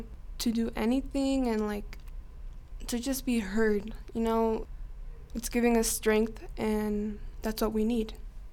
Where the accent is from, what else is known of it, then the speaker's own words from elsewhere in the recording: Gillette, Wyoming, United States; now in Rock Springs, United States; I was born in Gillette, Wyoming. I'm 18.